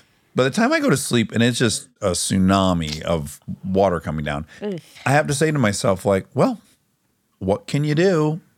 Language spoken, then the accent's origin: English; Michigan, United States; I don't feel too bad saying this because I'm from Michigan.